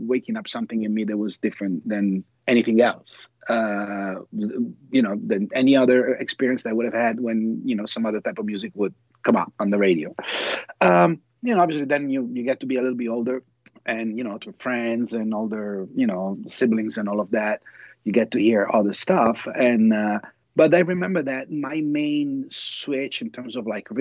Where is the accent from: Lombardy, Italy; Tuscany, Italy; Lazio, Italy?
Lombardy, Italy; Milan; moved away as an adult; also born or lived in New York, United States; now in United States; I grew up in Italy. I was born in Milan, and I lived, for a lot of years over there. And then I moved, when I turned 20 to the States, to New York.